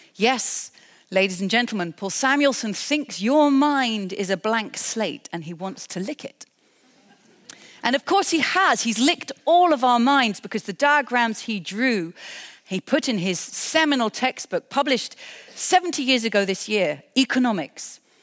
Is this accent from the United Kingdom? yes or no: yes; United Kingdom; I'm a British person